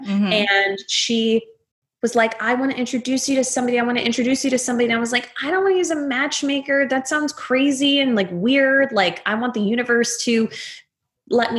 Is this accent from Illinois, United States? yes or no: no; Atlanta, Georgia, United States; moved away; also born or lived in Texas / Northeast US; I also grew up in the South. So I was born in Atlanta, raised in Atlanta for most of my life, then also raised in Texas for the second half.